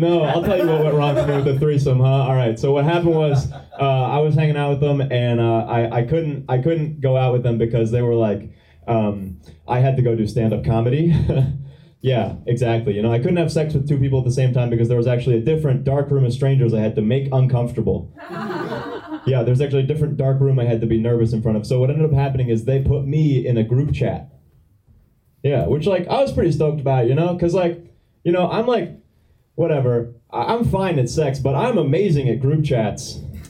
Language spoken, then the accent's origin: English; Boston, Massachusetts, United States; I'm from Boston.